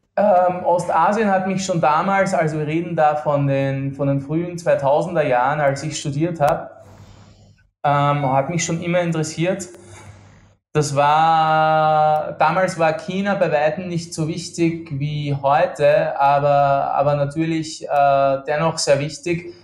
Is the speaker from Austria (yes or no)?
yes; Austria; accent: Austrian; now in Kuala Lumpur, Malaysia; Ich bin ähm, Österreicher, wie, wie äh, deine Hörer wahrscheinlich äh, gut vernehmen können